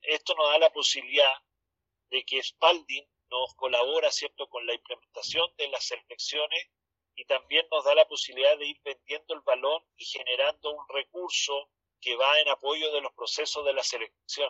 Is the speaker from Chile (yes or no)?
yes; Chile